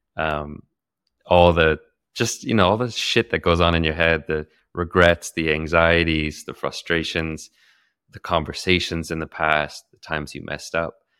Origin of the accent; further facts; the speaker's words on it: Santa Cruz, California, United States; moved away as an adult; also born or lived in Daly City, California / Bali; I was born in Daly City, California, uh, just near San Francisco. But I grew up more in Santa Cruz